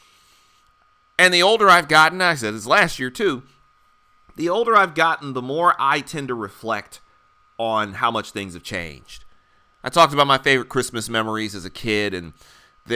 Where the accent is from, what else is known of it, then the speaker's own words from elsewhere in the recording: Detroit, Michigan, United States; now in Philadelphia, United States; growing up in the Midwest